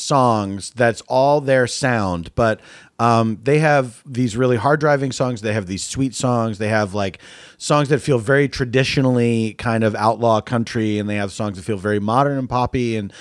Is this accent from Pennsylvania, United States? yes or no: yes; Philadelphia, Pennsylvania, United States; also born or lived in New York; now in Los Angeles, United States; Yeah, I moved from Philadelphia to Los Angeles in 94.